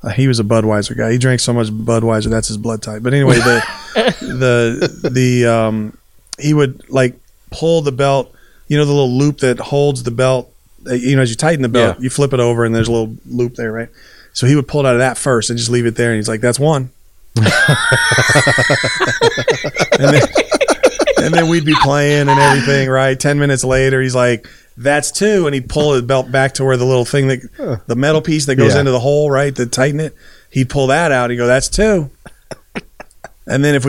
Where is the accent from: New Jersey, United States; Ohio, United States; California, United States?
California, United States; Lynwood; I grew up in Linwood, and so South Central